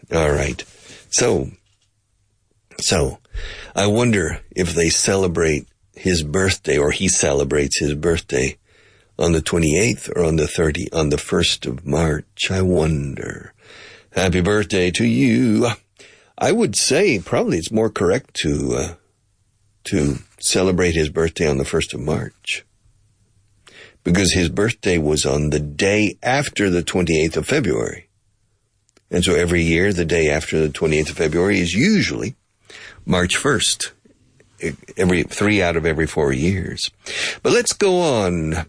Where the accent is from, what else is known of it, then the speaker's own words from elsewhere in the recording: United States; also born or lived in Oklahoma; now in Spain; I grew up in Texas in Oklahoma